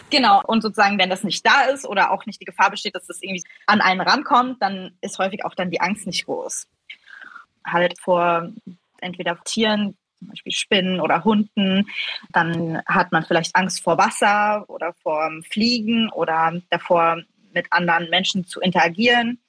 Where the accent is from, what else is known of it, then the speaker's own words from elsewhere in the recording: Switzerland; accent: not a strong Swiss accent; Ich bin in der Schweiz aufgewachsen